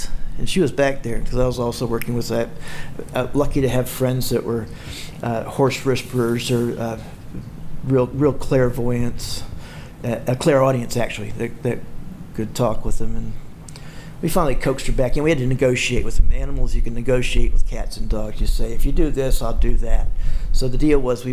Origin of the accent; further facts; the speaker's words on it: South Carolina, United States; growing up in South Carolina in a corporate family